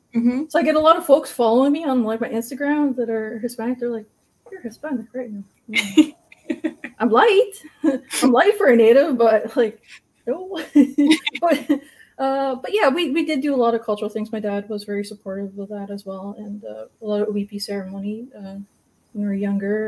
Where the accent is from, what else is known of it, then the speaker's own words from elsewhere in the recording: Secwepemc and Okanagan Nations, interior British Columbia, Canada; I'm from the uh, and uh, are uh, uh, Shuswap and the Okanagan Nations in the interior BC